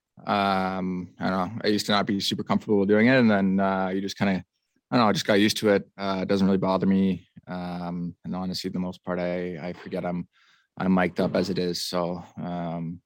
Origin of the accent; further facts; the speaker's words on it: Arizona, United States; moved away; in my hometown